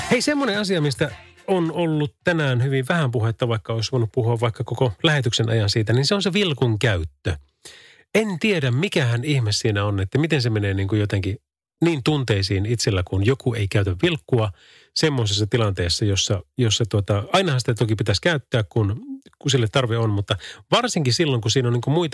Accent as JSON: {"language": "Finnish", "town": "Kuopio", "region": "North Savo", "country": "Finland", "tie": "born or raised there", "said": "Minä olen Kuopiosta päin kotosi."}